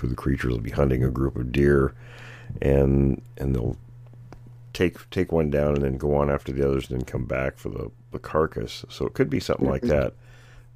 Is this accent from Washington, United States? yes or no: yes; Graham, Washington, United States; I grew up in Graham